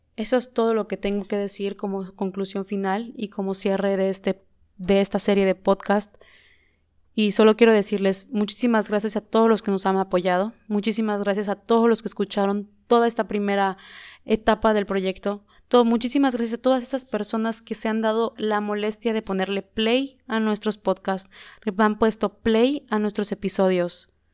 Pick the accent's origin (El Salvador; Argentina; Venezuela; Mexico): Mexico; como mexicanos, como país, como México